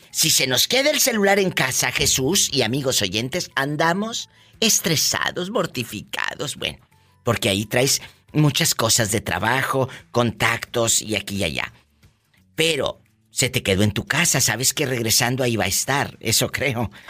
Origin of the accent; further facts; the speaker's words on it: near Apatzingán, Michoacán, Mexico; De allí, de un lado de Apaxingán